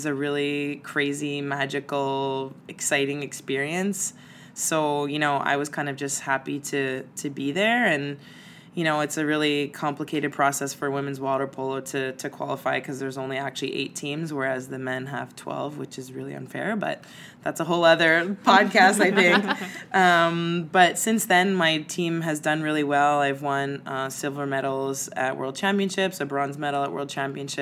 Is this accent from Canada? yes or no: yes; Montreal, Quebec, Canada; I'm from Montreal